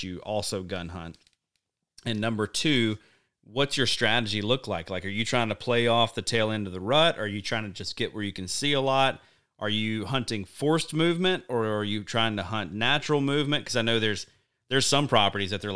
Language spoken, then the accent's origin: English; Alabama, United States; growing up in Alabama